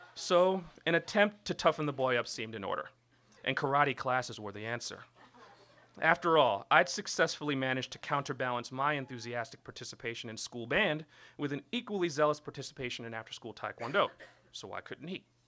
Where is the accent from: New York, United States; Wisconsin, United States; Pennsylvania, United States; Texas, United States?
New York, United States; New York City; I was born and raised in Brooklyn, New York